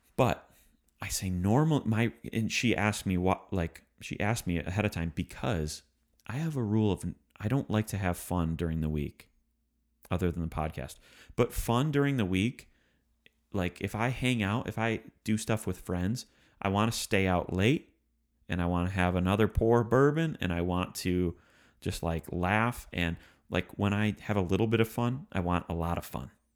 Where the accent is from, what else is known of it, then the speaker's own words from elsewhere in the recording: Michigan, United States; we're from Michigan